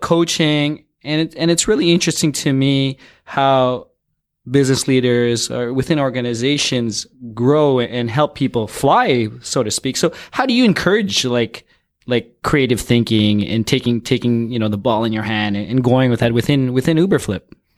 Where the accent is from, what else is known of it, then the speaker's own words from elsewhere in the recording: Toronto, Ontario, Canada; I'm from Toronto